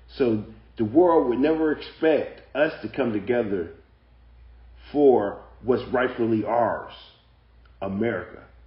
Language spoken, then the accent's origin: English; United States; I'm black. I'm black American